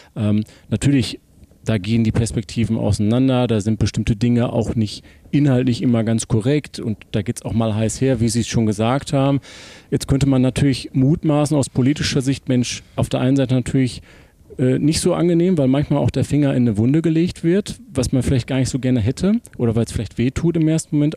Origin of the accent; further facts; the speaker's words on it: Essen, North Rhine-Westphalia, Germany; in Essen, in Essen Ost, quasi hier um die Ecke sogar